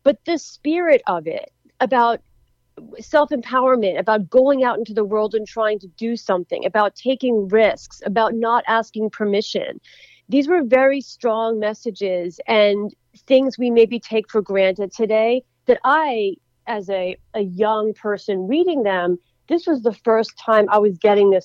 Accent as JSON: {"language": "English", "town": "Philadelphia", "region": "Pennsylvania", "country": "United States", "tie": "born or raised there", "said": "my hometown was in the Super Bowl, Philadelphia Eagles"}